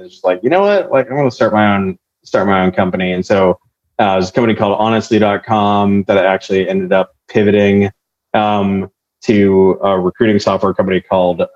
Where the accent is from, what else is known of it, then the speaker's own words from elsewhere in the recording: Orange County, California, United States; now in San Francisco, United States; I'm in San Francisco, but I'm from Orange County